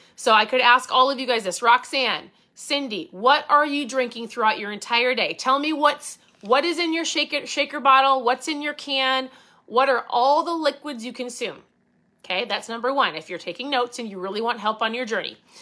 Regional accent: Minnesota, United States; I say pop 'cause I'm from Minnesota.

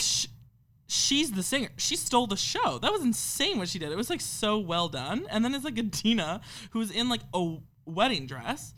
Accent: Canada; we're Canadian

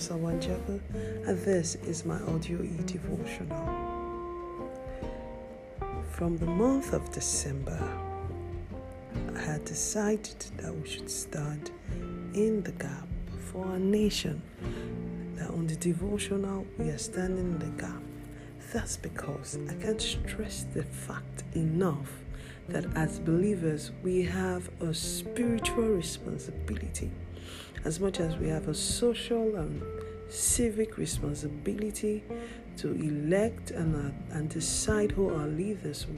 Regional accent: Nigeria; our nation, Nigeria? That's my home country.

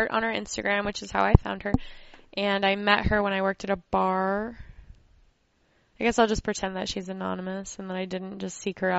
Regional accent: Holiday, Florida, United States; now in Denver, United States; I am based out of Denver, but I'm from Holiday, Florida.

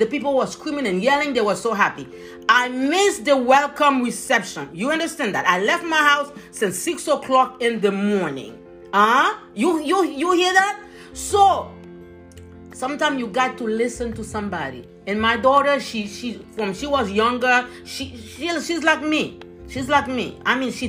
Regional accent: Haiti; moved away; young, Haitian, immigrant

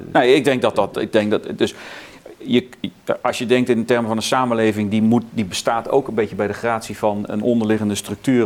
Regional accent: southern Netherlands, Netherlands; also born or lived in South Carolina, United States; wij woonden eh, toen ik kind was in het zuiden van het land

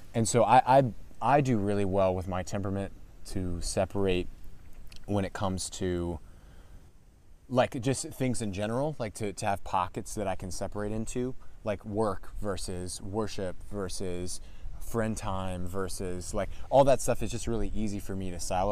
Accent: Calvert County, Maryland, United States; I am born and raised Calvert County. I've been here since I was six months old

